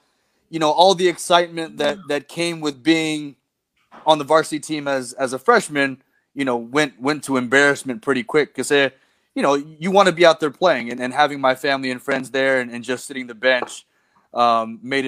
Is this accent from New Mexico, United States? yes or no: no; Los Angeles, California, United States; now in Philippines; I was born in California